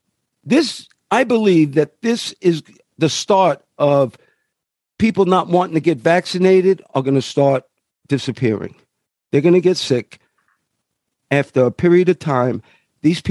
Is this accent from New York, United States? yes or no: yes; New York, United States; I come from New York